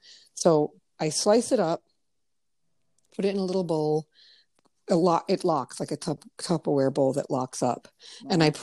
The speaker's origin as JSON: {"language": "English", "region": "Connecticut", "country": "United States", "tie": "born or raised there", "said": "I'm the only one in my family born in Connecticut too."}